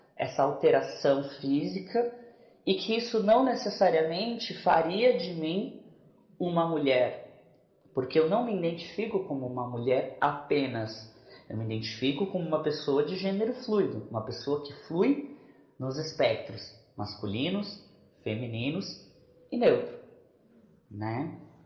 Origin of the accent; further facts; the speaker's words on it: Minas Gerais, Brazil; now in São Paulo, Brazil; Sou natural de Minas Gerais, residindo atualmente em São Paulo.